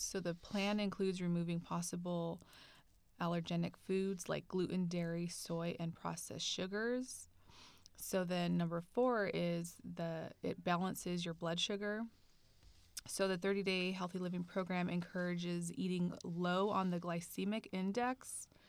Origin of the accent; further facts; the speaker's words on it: Bay Area, California, United States; also born or lived in Central Valley, California; Grew up in the Bay Area